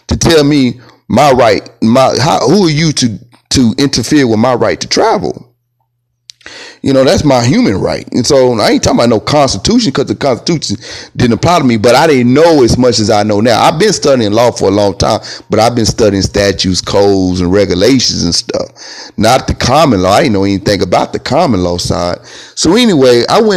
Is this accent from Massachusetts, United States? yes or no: no; Texas, United States; I'm a Texan. You know, I was born on this land in Texas, on Texas land